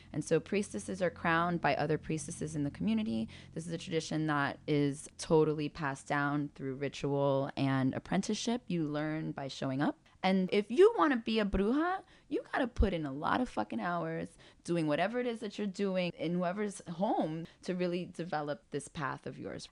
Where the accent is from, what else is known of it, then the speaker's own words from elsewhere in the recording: New York, United States; I grew up in Spanish Harlem